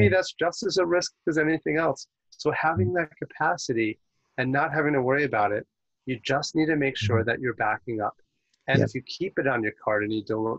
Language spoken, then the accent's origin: English; New York, United States; I'm from New York